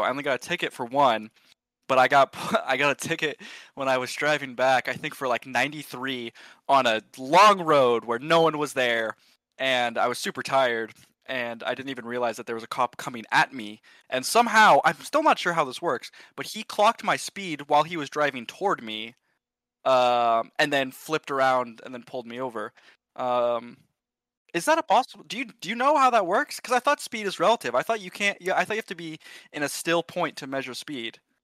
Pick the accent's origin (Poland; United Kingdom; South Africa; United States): United States; Sonoma, California; moved away as an adult; also born or lived in Berkeley, California; now in Austin, United States; I was born in Sonoma, California, a very small, nice part of the world. Um, grew up there